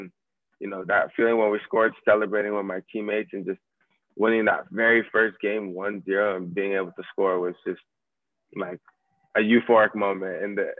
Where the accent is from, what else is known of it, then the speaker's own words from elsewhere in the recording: California, United States; now in England; Yeah, so I've never played in academy growing up in the States. So, you know, I just played club growing up all my life. And then when I came to England